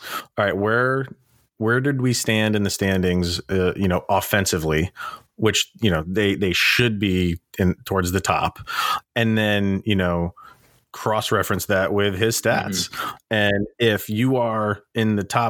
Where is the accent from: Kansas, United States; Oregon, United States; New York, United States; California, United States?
New York, United States; I'm a New Yorker.